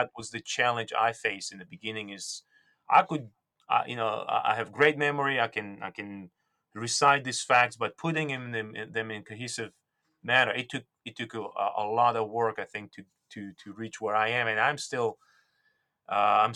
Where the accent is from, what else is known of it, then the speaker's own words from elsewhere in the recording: Georgia; first language Georgian; English is a second language; moved away; I was born and raised, I was born and raised in Soviet Union, and my native tongue is Georgian